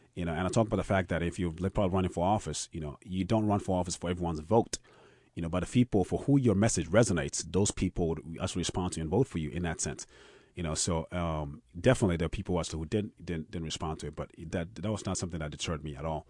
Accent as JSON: {"language": "English", "country": "Ghana", "tie": "born or raised there", "also_born_or_lived": "Austin, Texas", "moved": "yes", "said": "food that I grew up on, I grew up on in Ghana"}